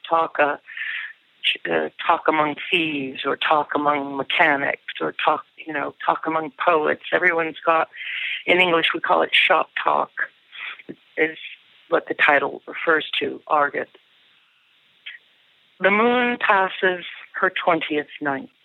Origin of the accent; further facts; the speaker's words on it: United States; I'm an American poet and essayist